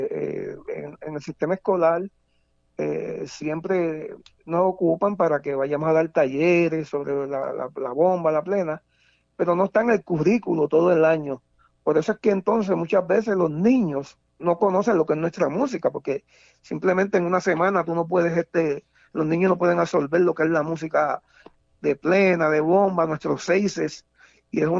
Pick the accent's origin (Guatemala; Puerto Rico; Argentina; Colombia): Puerto Rico; Nos olvidamos entonces de que todo el año somos puertorriqueños.